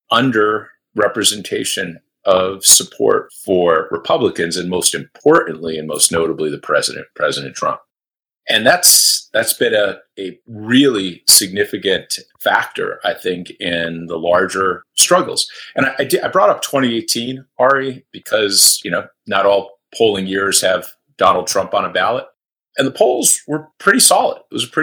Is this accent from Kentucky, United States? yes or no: no; Throop, Pennsylvania, United States; Northeastern Pennsylvania, where I grew up near Scranton, incredibly deep Democratic area